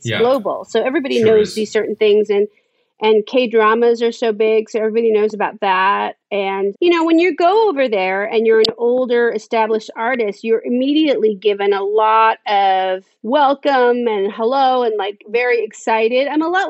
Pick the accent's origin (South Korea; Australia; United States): South Korea; Busan; We are from Busan, which is kind of like, Busan is like, it's the Jersey Shore of South Korea. I mean, it's really, it's more working class